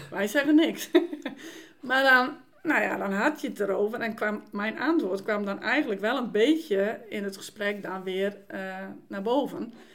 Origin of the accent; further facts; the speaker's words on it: Dokkum, Friesland, Netherlands; moved away; ik ben vrijgemaakt opgevoed in Dokkum